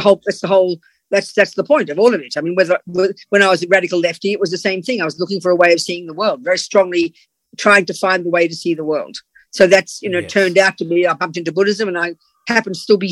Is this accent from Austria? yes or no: no; Australia; moved away; also born or lived in London, United Kingdom; I'm Australian, as you can hear